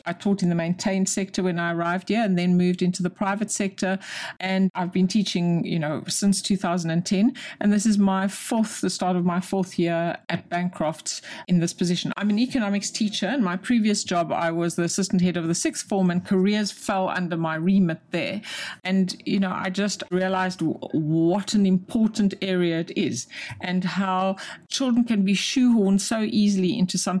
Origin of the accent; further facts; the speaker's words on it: South Africa; moved away as an adult; also born or lived in London, United Kingdom; now in United Kingdom; I wasn't born in this country. I'm South African